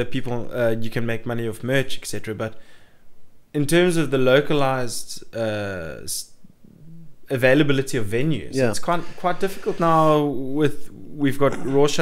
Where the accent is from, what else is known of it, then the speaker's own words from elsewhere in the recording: South Africa; as a South African